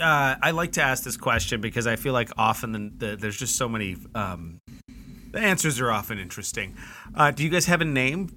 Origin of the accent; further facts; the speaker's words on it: Canada; I mean, as a Canadian, I take that as an honorable homage to our society.